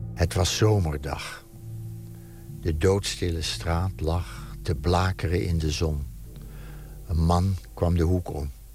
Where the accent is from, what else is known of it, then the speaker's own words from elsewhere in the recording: Amsterdam, North Holland, Netherlands; de straat waar ik geboren ben, namelijk de Rompot